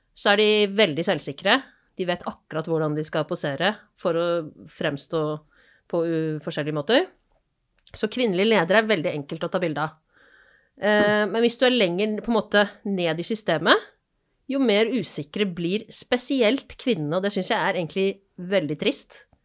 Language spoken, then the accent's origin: Norwegian; Asker, Akershus, Norway; now in Bergen, Norway